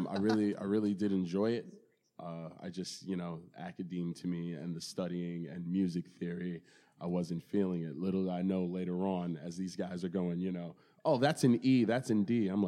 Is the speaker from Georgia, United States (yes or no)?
no; Baldwin, New York, United States; also born or lived in Brooklyn, New York; when I moved to Baldwin from Brooklyn